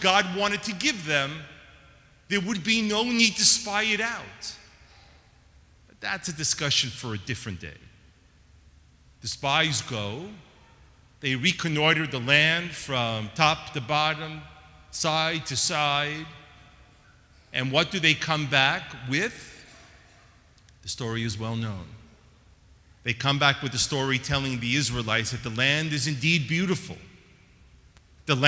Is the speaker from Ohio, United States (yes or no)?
no; New York, United States; moved away; I'm originally from New York, and growing up in New York, I was born in 1966